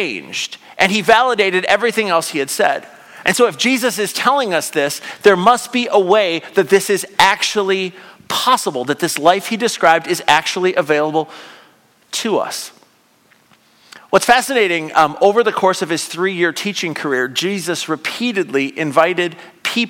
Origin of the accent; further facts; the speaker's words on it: United States; I'm an American